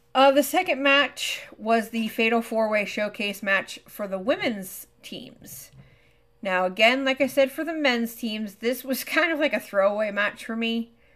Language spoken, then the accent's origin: English; Pennsylvania, United States; my home state